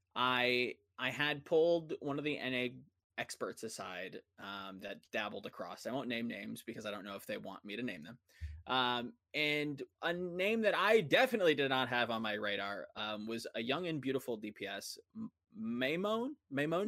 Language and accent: English; United States; I'm speaking as an American